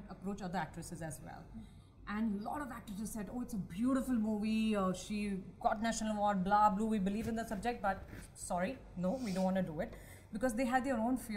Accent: Mumbai, Maharashtra, India; I'm from Bombay

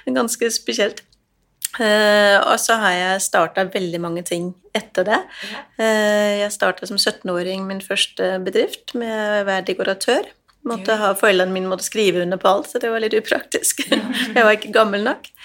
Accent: Denmark; jo, jeg er dansk, og så er jeg ja, jeg er gründer.

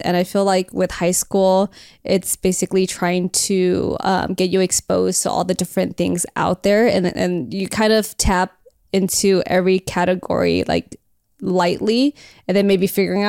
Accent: El Monte, California, United States; I grew up in El Monte. I like literally have been growing up in the hood my whole life.

